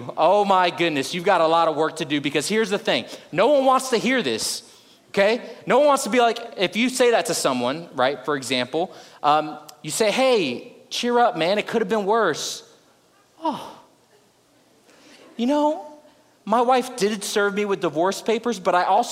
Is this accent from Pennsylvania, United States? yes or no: no; South Florida, United States; now in Houston, United States; I'm originally from South Florida